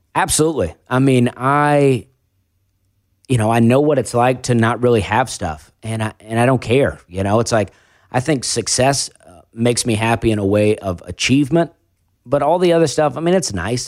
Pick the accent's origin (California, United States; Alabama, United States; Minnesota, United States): Alabama, United States; also born or lived in Charleston; I moved to, uh, a trailer park with my mom in Alabama, and I lived there till I was fourteen